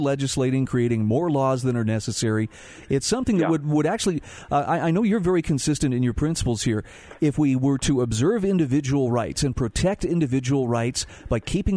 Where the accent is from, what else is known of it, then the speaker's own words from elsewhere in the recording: Utah, United States; here in my home state of Utah